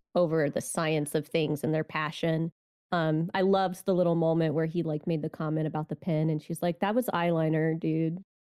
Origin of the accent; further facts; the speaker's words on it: United States; I'm an American